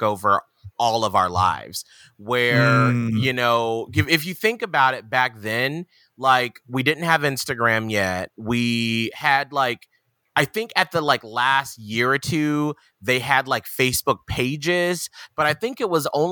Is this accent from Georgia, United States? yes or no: yes; Atlanta, Georgia, United States; a person who was black from Atlanta